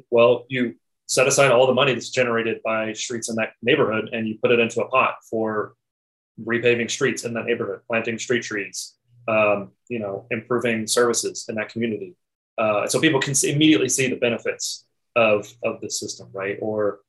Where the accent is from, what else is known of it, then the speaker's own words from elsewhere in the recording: Lexington, Kentucky, United States; my hometown of Lexington, Kentucky